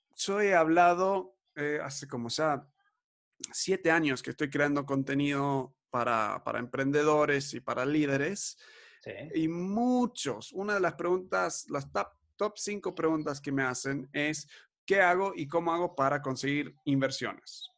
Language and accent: Spanish; Argentina; nos criamos en Argentina